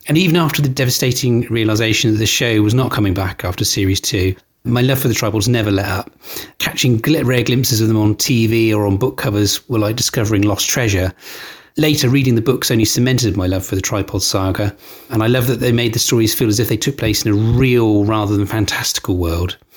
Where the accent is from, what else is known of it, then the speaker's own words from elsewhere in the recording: Hampshire, South East England, United Kingdom; I'm from Hampshire